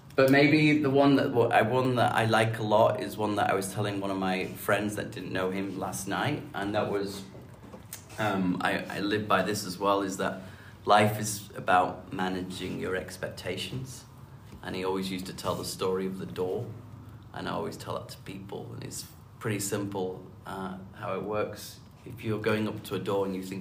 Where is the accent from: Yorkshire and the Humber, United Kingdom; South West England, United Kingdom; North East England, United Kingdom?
Yorkshire and the Humber, United Kingdom; Huddersfield; moved away; I grew up in the north of England in a town called Huddersfield